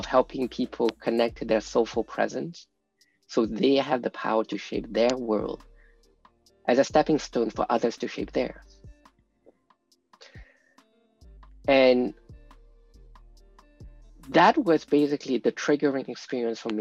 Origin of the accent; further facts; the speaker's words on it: France; We grew up in France. That was where I was born